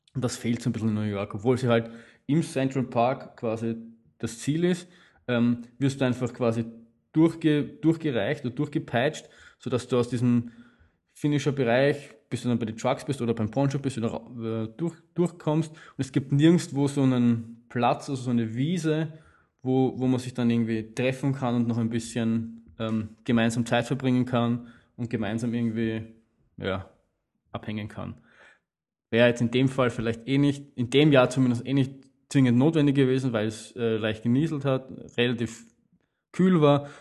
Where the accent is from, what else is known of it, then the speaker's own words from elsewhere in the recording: Austria; als Österreicher, der viel Wien-Marathon gelaufen ist